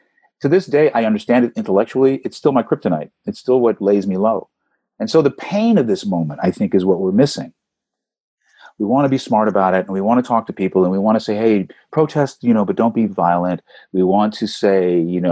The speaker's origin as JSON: {"language": "English", "town": "Beverly Hills", "region": "California", "country": "United States", "tie": "born or raised there", "said": "I grew up in Beverly Hills, California"}